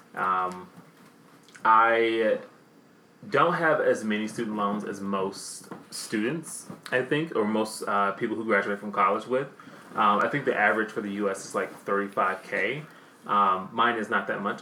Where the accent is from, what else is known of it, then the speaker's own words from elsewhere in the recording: the South, United States; accent: southern; My damn southern accent